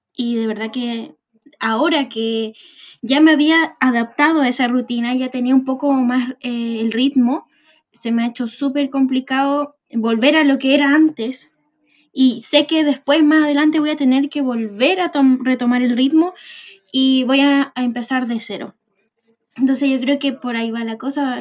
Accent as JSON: {"language": "Spanish", "town": "Arica", "region": "Arica y Parinacota", "country": "Chile", "moved": "as an adult", "lives_now": "Santiago, Chile", "said": "soy de Arica y me vine a estudiar eh, a Santiago"}